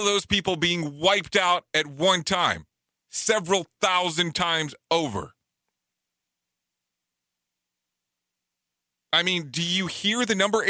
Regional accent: Waco, Texas, United States; now in Orlando, United States; I grew up in Waco many, many, many moons ago.

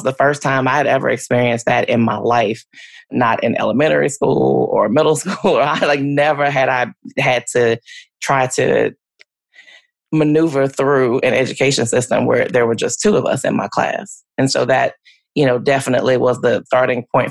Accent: Louisiana, United States; moved away as an adult; now in Oklahoma, United States; I grew up in Louisiana

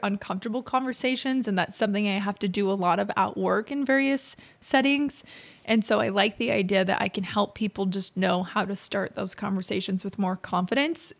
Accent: Utah, United States; moved away as an adult; also born or lived in St. George, Utah / Provo, Utah; now in Fishers, United States; I'm originally from Utah

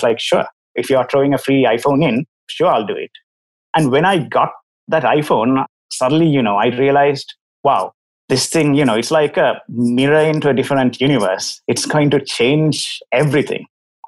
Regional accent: Sri Lanka; As for myself, first of all, I'm from Sri Lanka, as my accent probably tells you.

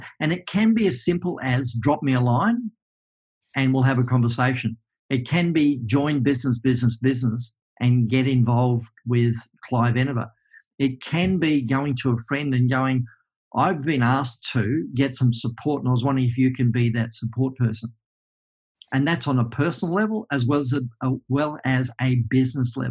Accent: Tasmania, Australia; I'm a kid from Tasmania

